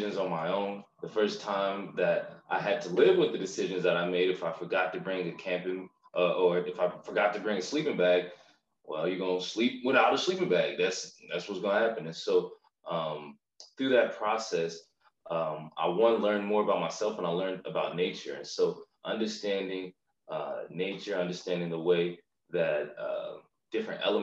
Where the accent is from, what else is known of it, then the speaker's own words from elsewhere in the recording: Macon, Georgia, United States; also born or lived in Syracuse, New York; I'm from Macon. I claim it proudly. I went to St. Peter Claver for elementary school, and then for middle school and high school, I ended up attending Mount DeSales